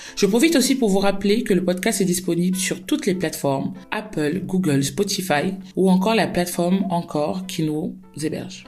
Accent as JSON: {"language": "French", "country": "Cameroon", "said": "chez nous au Cameroun"}